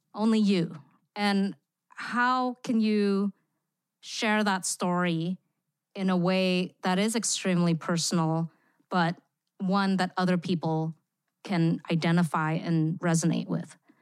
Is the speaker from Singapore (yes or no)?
yes; Singapore; moved away; also born or lived in Indonesia; I grew up in Singapore. I lived there for fifteen years where I attended an American school